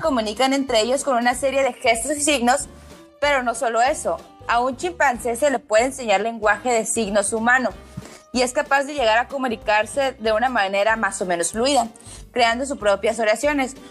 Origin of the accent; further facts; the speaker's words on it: Tijuana, Baja California, Mexico; also born or lived in Culiacán; yo soy de Tijuana, pero viví un ratito en, Culiacán. Ajá, porque mi familia es de allá